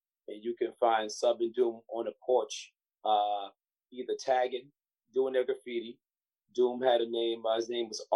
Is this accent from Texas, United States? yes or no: no; Long Beach, New York, United States; I was born and raised in Long Beach